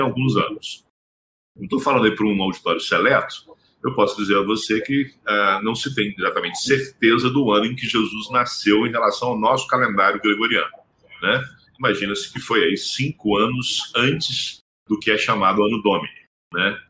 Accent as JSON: {"language": "Portuguese", "country": "Brazil", "first_language": "Portuguese", "said": "como brasileiros, porque nós somos monoglotas"}